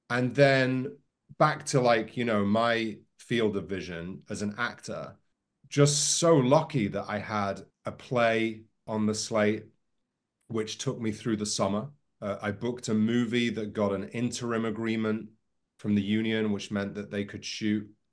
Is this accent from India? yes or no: no; near Liverpool and Manchester, North West England, United Kingdom; I grew up near Liverpool and Manchester